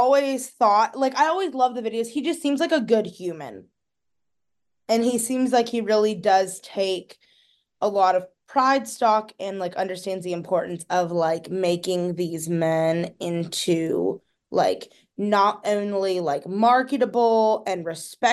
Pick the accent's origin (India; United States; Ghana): United States; Stow, Ohio; I'm from Akron and I'm from Stowe